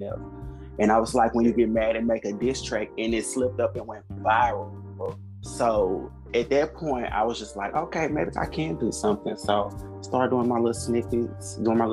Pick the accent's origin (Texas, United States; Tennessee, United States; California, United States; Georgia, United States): Tennessee, United States; Nashville; I'm from Nashville, Tennessee